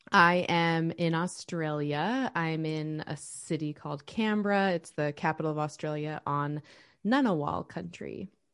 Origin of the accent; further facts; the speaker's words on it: United States; also born or lived in Oregon / Utah; I grew up in small rural towns in Oregon and Utah